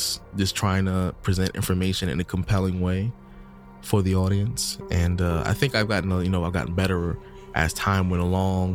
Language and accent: English; United States; I'm just from America